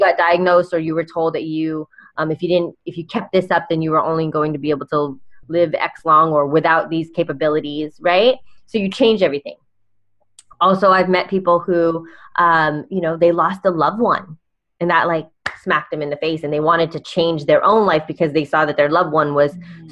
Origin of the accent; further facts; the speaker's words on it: California, United States; I'm from California